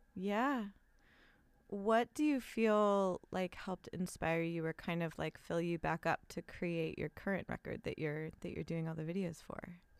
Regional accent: Los Angeles, California, United States; first language English; I love my hometown

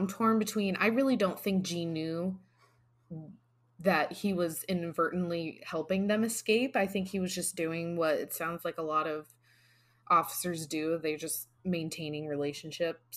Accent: Vermont, United States; growing up in Vermont

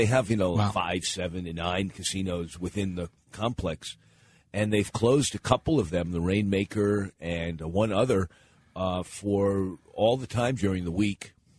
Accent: Pennsylvania, United States; born there; I was born in Pennsylvania and then returned there after I started my career as a community organizer

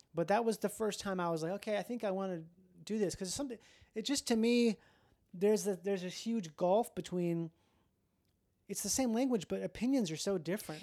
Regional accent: Midwest, United States; I'm from the Midwest

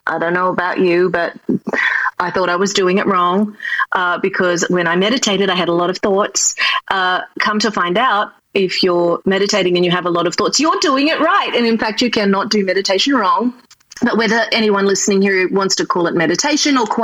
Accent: Australia; accent: Australian; moved away as an adult; now in New York City, United States; originally I'm from Australia and my dream was always to move to New York City, which I did

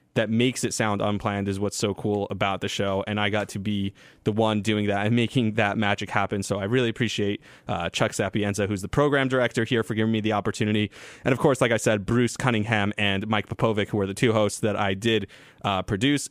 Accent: Israel; moved away; I got to go on the air and talk about growing up in Israel

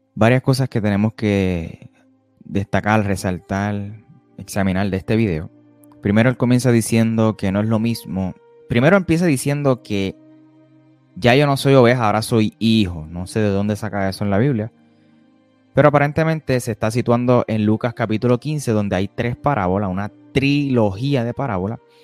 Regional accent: Puerto Rico; soy de Puerto Rico, residente

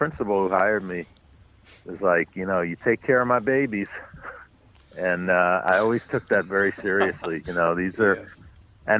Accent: New York City, New York, United States; I grew up on the Upper West Side, but north of 96th Street, west 106th Street

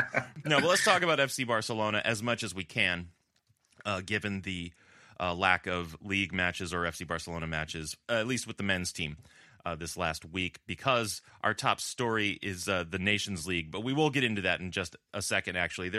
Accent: Southern California, United States; now in Buffalo, United States; in Southern California, where I grew up, this is the time of year where you're starting to get the Santa Ana winds coming in.

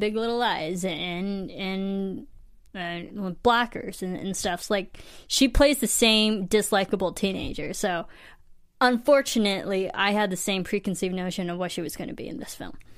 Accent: Midwest, United States; I come from the Midwest

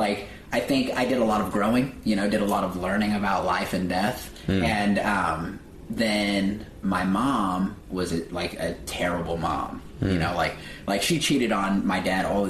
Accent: Terre Haute, Indiana, United States; moved away as an adult; now in Los Angeles, United States; I'm from Terre Haute, Indiana, which is a very small town.

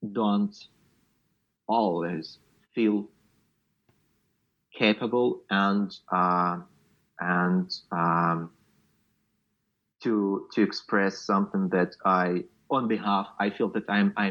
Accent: Luhansk Oblast, Ukraine; moved away; I'm from Luhansk region, uh, which is just unreachable right now, and I'm not sure when and if ever I will go back.

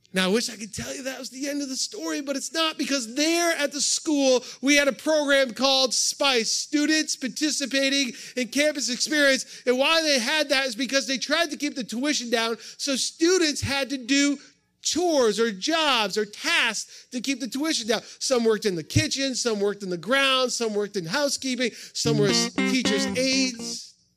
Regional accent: New England, United States; also born or lived in upstate New York; now in Ohio, United States; I grew up in New England, so I'm a transplant to upstate New York. I'm a New Englander.

